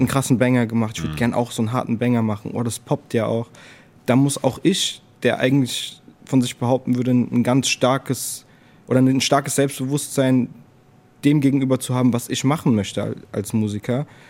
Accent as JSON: {"language": "German", "town": "Frankfurt", "region": "Hesse", "country": "Germany", "tie": "born or raised there", "said": "Ich bin halt in, den, in der Nordweststadt aufgewachsen"}